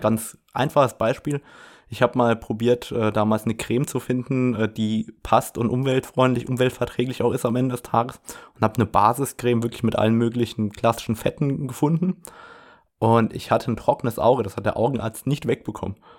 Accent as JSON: {"language": "German", "region": "Saarland", "country": "Germany", "said": "bei mir in der frankophonen Region aus dem Saarland, wo ich herkomme"}